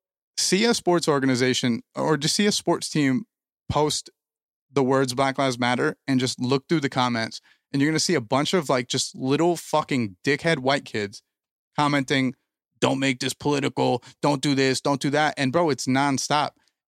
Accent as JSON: {"language": "English", "region": "East Coast", "country": "United States", "said": "Like we're from the East Coast."}